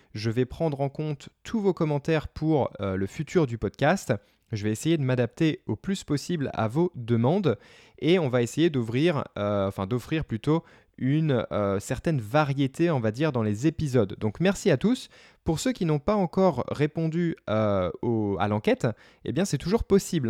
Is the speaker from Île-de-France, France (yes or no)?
yes; Paris, Île-de-France, France; moved away; also born or lived in United States; je suis né à Paris